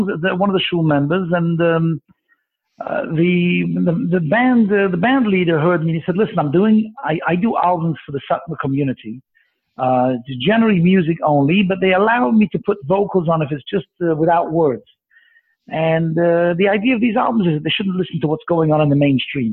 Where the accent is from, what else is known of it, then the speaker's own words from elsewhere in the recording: London, United Kingdom; accent: Mancunian; moved away as an adult; also born or lived in Manchester / Montreal; now in Toronto, Canada; I'm actually British. I was born in England. I was born in Manchester, grew up in London, and I only came to Canada after I got married